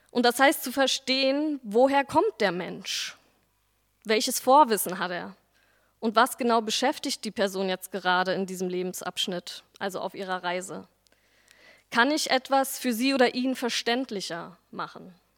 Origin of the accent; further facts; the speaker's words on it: Berlin, Germany; also born or lived in Neukölln, Berlin; Ich bin nach der Wende in Berlin-Dichtenberg aufgewachsen und zur Schule gegangen